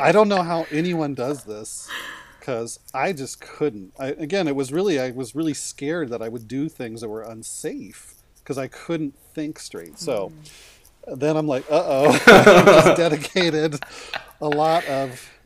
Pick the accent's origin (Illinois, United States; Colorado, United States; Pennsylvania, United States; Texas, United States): Colorado, United States; moved away as an adult; now in Seattle, United States; I'd never lived outside of Colorado